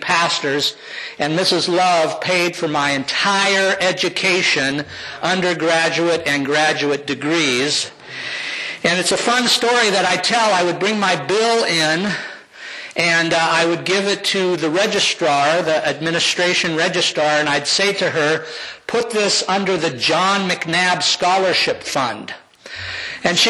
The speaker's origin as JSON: {"language": "English", "town": "Downey", "region": "California", "country": "United States", "tie": "born or raised there", "also_born_or_lived": "Bell, California", "said": "That Christian upbringing led me to become a Christ follower at the First Christian Church in Bell, California in 1967 as an 8-year-old. In 1968, we moved to Downey, California"}